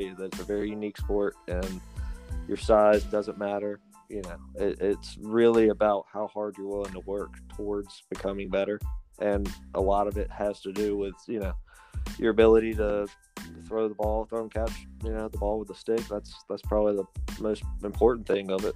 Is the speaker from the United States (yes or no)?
yes; Greenville, United States; growing up in Greenville, lacrosse is, you know, obviously, you know, not a very popular sport